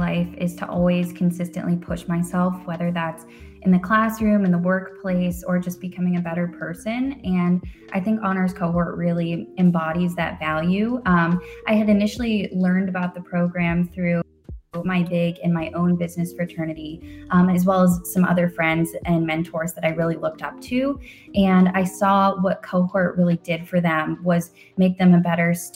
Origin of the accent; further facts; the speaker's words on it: Westerville, Ohio, United States; I'm from Westerville, Ohio, so I've always been a lifelong Buckeye